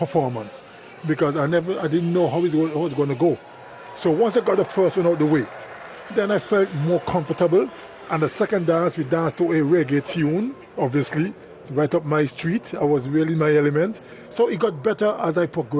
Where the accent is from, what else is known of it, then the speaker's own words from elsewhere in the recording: Antigua & Barbuda; I'm from Antigua. We're naturally rhythmic people.